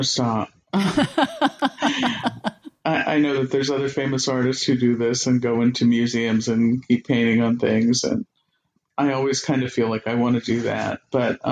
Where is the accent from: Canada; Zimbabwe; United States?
United States; Alexandria, Virginia; now in Columbia, United States; I grew up in Washington, D.C., in Alexandria